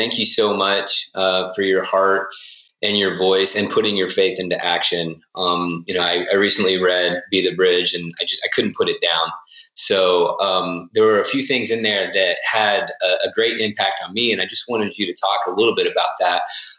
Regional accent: Tulsa, Oklahoma, United States; I grew up in Tulsa.

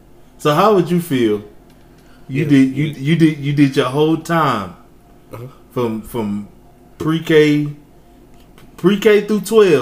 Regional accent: Lakeport, Texas, United States; also born or lived in Longview, Texas; So I grew up in Lakeport, right? I went to Longview.

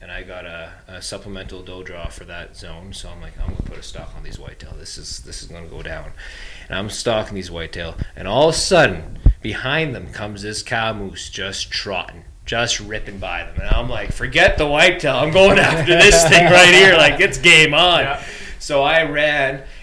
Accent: Bow Valley, Alberta, Canada; growing up in the Bow Valley

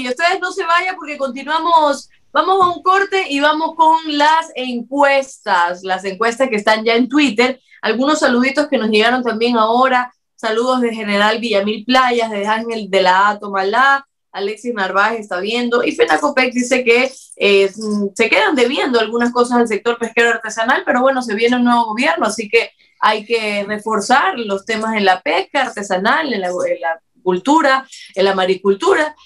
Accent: Cuba; now in Ecuador; lo que yo he visto como, también cubana

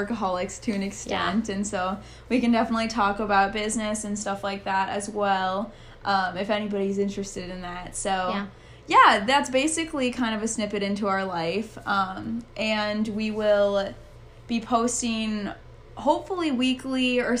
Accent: Minnesota, United States; moved away; I'm actually from Minnesota originally, so that is where I was raised

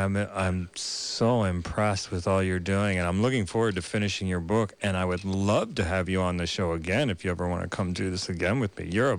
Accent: suburbs of Philadelphia, Pennsylvania, United States; I grew up across the border in the suburbs of Philadelphia.

